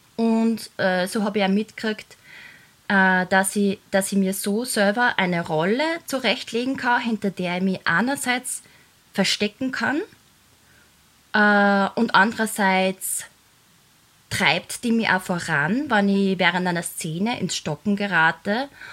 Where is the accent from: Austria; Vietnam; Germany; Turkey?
Austria; Laakirchen, Upper Austria; Ich bin in Oberösterreich geboren und eben dort in Lackirchen aufgewachsen